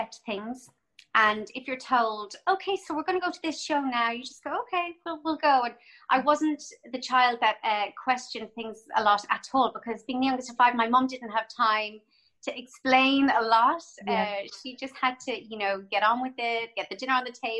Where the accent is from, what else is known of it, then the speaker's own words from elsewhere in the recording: Cork, Munster, Ireland; moved away as an adult; also born or lived in Dublin, Ireland / London, United Kingdom / Toronto, Canada; I grew up in Cork